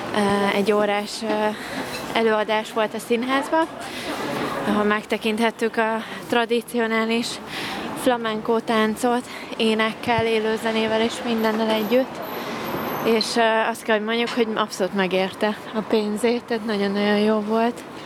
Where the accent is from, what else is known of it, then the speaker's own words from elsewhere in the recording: Hungary; tipikus magyarok vagyunk